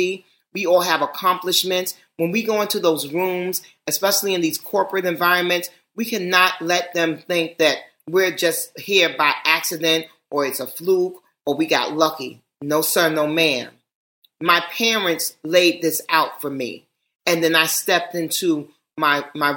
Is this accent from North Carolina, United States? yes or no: no; New York City, New York, United States; I am from Manhattan, but more importantly, I'm from Harlem.